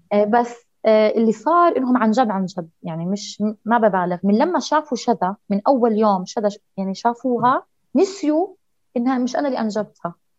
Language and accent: Arabic; Jordan; عندنا في الأردن